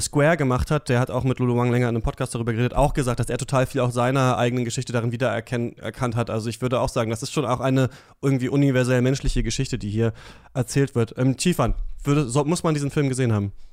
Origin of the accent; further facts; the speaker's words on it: GDR, East Germany, Germany; ich bin in der DDR geboren